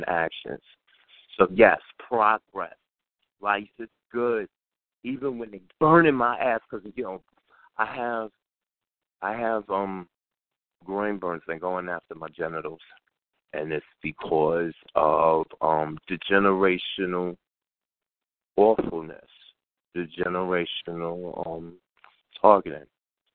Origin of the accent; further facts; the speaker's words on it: New York City, New York, United States; I'm in the community where I grew up